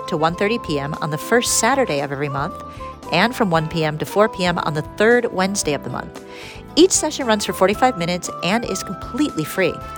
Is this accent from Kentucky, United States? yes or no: no; Detroit, Michigan, United States; now in Japan; my hometown, Detroit.